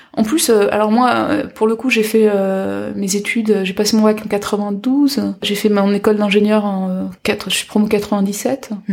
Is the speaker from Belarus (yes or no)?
no; Guadeloupe, France; moved away; Moi je suis de Guadeloupe